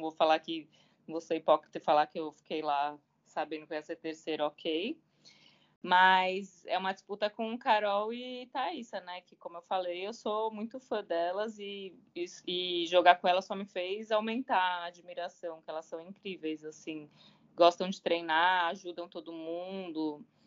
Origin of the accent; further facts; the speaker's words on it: São Paulo, Brazil; moved away as an adult; also born or lived in Belo Horizonte; now in Rio de Janeiro, Brazil; eu sou paulistana, sou de São Paulo, capital